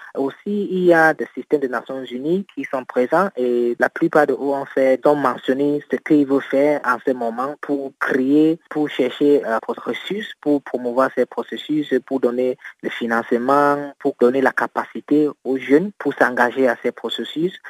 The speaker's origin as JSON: {"language": "French", "country": "Cameroon", "said": "mon pays est dans un stade d'insécurité au niveau d'extrême nord"}